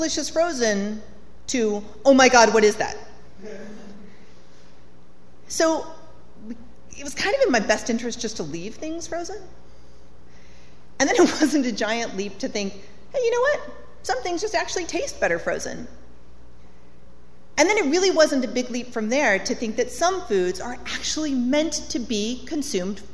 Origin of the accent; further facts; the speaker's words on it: Colorado, United States; So, I grew up in Colorado in a trailer